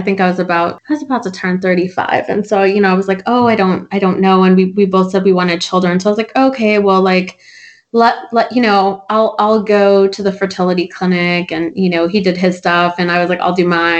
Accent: United States; growing up in America, by being part of the American culture

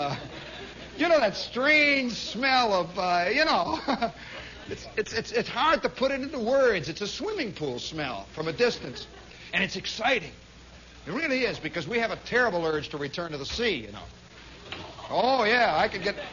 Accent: New York, United States; I'm a New Yorker

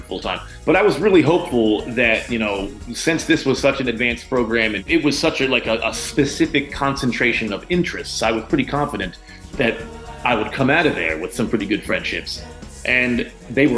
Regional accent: Pine Barrens, New Jersey, United States; I grew up in the Pine Barrens

